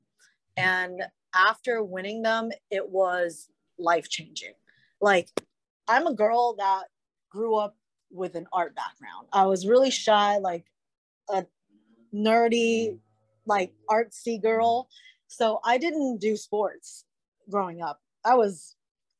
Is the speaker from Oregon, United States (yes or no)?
no; Charlottesville, Virginia, United States; also born or lived in Richmond, Virginia; I'm from Charlottesville, Virginia, originally